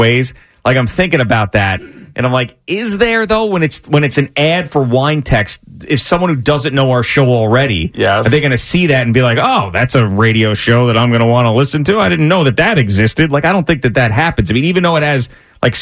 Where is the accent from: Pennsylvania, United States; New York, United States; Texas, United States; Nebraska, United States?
New York, United States; Long Island; I grew up on Long Island.